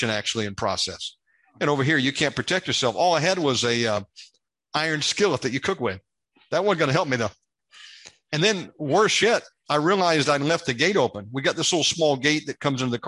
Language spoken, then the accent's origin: English; United States; moved away as an adult; now in Indonesia; an American living over here